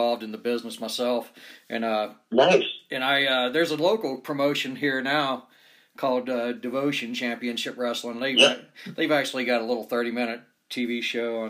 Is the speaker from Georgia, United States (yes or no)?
yes; Atlanta, Georgia, United States; moved away as an adult; now in Salt Lake City, United States; I grew up in Atlanta, Georgia, and I'm 52 years old, so I was a big NWA fan in Georgia.